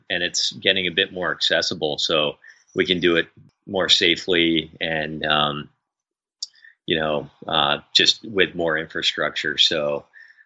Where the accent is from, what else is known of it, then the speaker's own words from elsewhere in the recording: New England, United States; growing up in New England in the United States